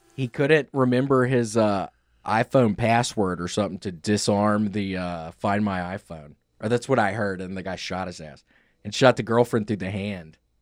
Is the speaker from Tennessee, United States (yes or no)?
yes; Memphis, Tennessee, United States; moved away as an adult; also born or lived in New York; when I moved back to Memphis from New York